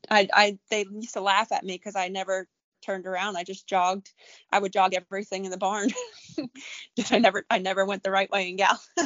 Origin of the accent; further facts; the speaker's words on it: Staten Island, New York, United States; Staten Island, New York.